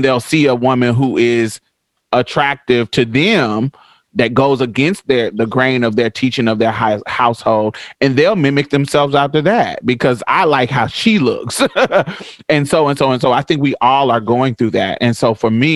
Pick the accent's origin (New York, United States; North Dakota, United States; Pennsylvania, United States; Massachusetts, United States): Massachusetts, United States; Boston; moved away; I grew up in Boston for a little bit.